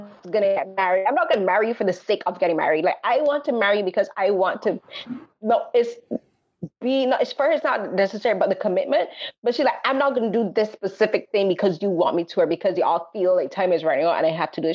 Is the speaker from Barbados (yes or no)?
yes; Barbados; growing up in Barbados